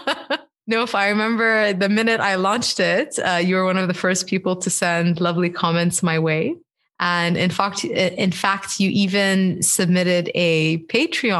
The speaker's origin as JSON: {"language": "English", "country": "Bahrain", "tie": "born or raised there", "said": "I'm Bahraini, you know, and like growing up in Bahrain"}